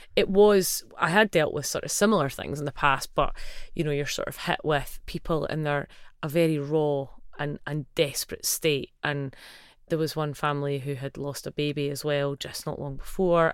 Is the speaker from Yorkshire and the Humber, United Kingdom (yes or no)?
no; Livingston, Scotland, United Kingdom; I grew up in Livingston and my family are largely from that area.